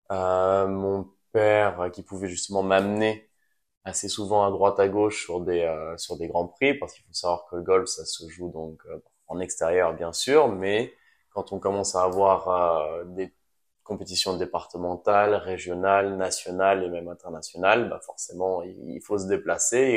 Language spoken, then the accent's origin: French; Nouvelle-Aquitaine, France; j'ai grandi ici en, en France donc dans le Pays Basque j'ai mes deux parents qui sont français